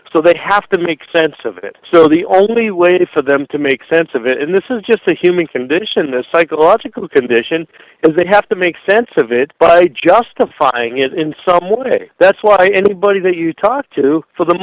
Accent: Boston, Massachusetts, United States; I'm from Boston.

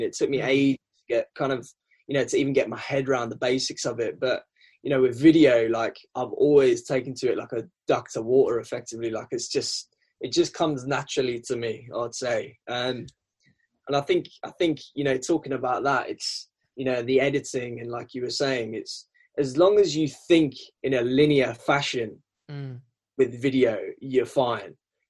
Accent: England, United Kingdom; accent: South African; Yeah, it's a twang of South African. My parents are South African. So I mean, I was born in England

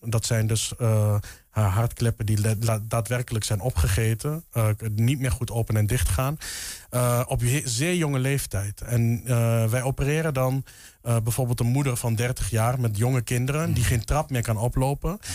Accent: Enschede, Overijssel, Netherlands; kom oorspronkelijk uit Enschede.

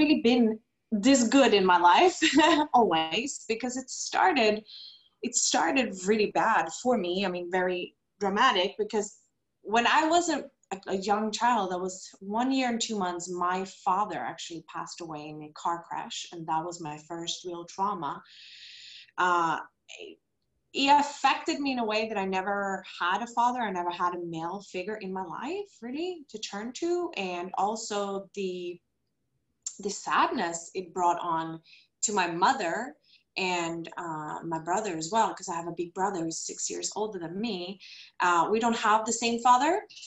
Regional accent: Stockholm, Stockholm County, Sweden; moved away as an adult; now in Costa Rica; I am original from Sweden, Stockholm, but I live now in Costa Rica together with my husband

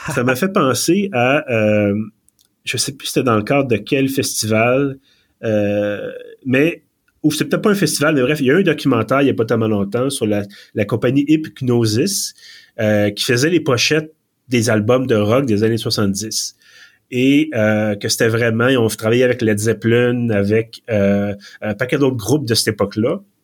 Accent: Quebec, Canada; accent: Québécois; mon bel accent québécois

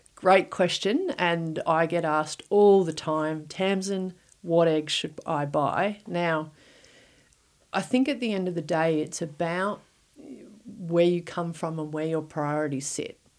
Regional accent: Victoria, Australia; moved away; I'm originally from Victoria

